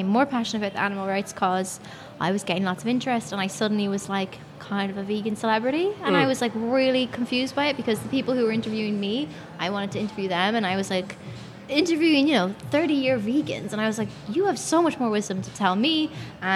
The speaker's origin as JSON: {"language": "English", "country": "Ireland", "said": "I'm an actress. I'm from Ireland, 26"}